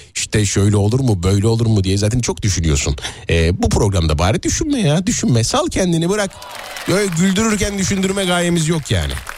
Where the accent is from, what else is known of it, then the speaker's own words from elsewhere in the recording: Nazilli, Aydın, Turkey; Nazilli benim memleketim